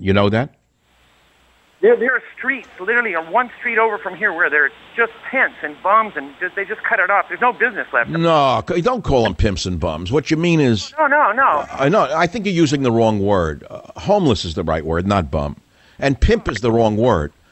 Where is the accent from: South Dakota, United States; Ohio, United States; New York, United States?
New York, United States; New York City; I grew up in the Bronx